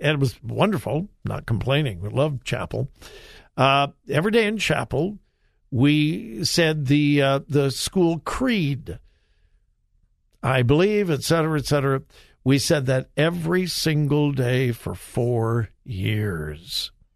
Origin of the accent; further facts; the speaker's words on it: Southern California, United States; I'm a child of the 60s. I'm from Southern California.